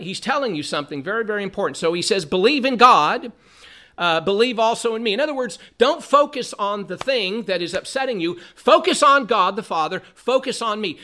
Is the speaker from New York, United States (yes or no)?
no; Southern California, United States; growing up in Southern California